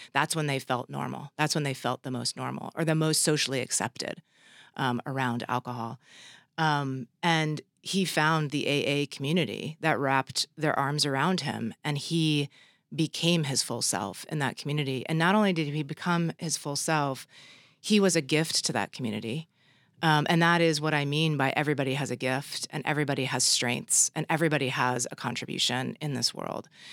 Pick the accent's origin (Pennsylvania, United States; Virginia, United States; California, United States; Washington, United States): California, United States; Los Angeles; my hometown of L A.